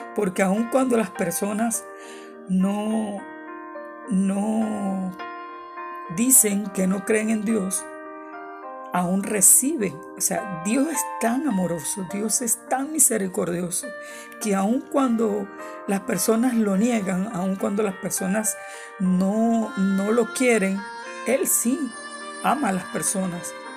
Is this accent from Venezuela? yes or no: yes; Venezuela; moved away as an adult; now in San Antonio, United States; Soy venezolana, pero por la misericordia de nuestro Señor Jesucristo, vivo acá en San Antonio, Texas, desde hace cuatro años